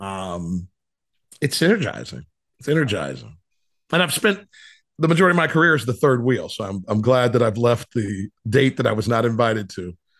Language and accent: English; Ohio, United States; moved away as an adult; also born or lived in Cleveland, Ohio / Cincinnati, Ohio / South Florida; what a fun childhood, uh, growing up in Ohio